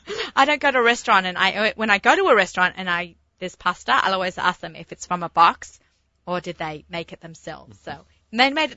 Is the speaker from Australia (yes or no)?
yes; Australia; moved away; I'm an Aussie